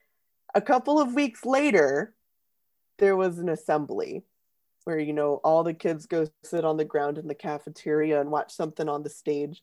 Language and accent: English; United States; as an American